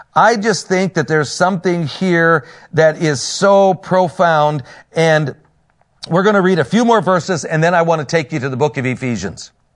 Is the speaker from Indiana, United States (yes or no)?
yes; Northern Indiana, United States; I'm from Northern Indiana, a pastor up there